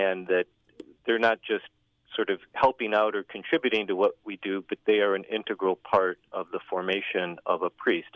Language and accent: English; Northwest Indiana, United States; I'm originally from Northwest Indiana